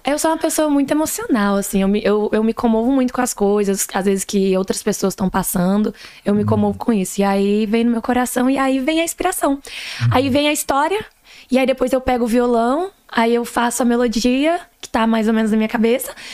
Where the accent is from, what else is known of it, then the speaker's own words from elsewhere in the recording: Ituiutaba, Minas Gerais, Brazil; now in Atlanta, United States; eu sou mesmo é de lá de Tuiutaba, Minas Gerais